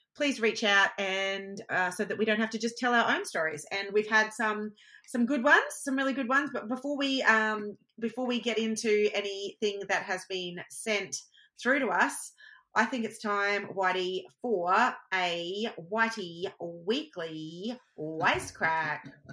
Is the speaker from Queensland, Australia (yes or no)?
yes; Queensland, Australia; I'm a Queenslander. I know how hot it is. It is hot here